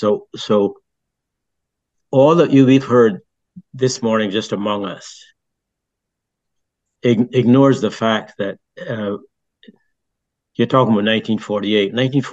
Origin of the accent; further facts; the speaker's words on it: Barbados; also born or lived in France; I grew up in Barbados and I grew up in a British society and I came to know the British.